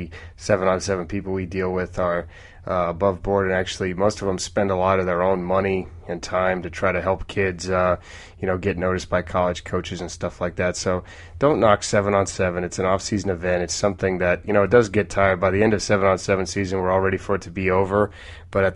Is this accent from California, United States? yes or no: no; Oregon, United States; I'm from Oregon